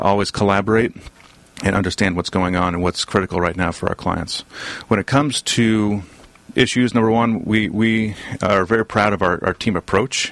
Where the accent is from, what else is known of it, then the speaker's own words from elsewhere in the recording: Southern California, United States; also born or lived in Boston; I was born and raised here in Southern California